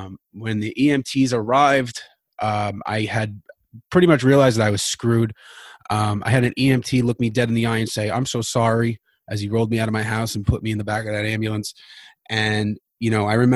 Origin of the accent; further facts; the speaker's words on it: New York City, New York, United States; I am from Queens, New York